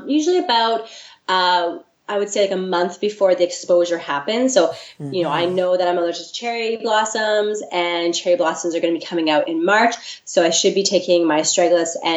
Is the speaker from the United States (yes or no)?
no; the Prairies, Canada; now in Victoria, Canada; I'm not from Victoria originally. I'm actually from the prairies.